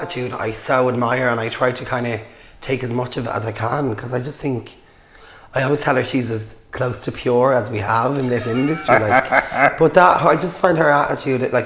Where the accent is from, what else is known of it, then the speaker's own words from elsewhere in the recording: Dublin, Leinster, Ireland; I'm from St. Mary's Mansions in Shamrock-Tamer Street